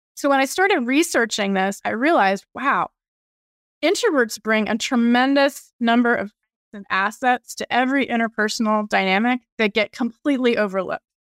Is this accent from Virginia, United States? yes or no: yes; Virginia, United States; I grew up in Virginia, went to U V A for undergrad and law school